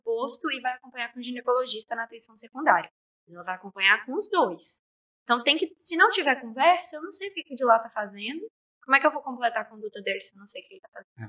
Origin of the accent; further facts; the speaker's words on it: Nanuque, Minas Gerais, Brazil; moved away as an adult; now in Governador Valadares, Brazil; Eu cresci em Nanuque a vida inteira. E aí eu mudei pra cá por causa da faculdade.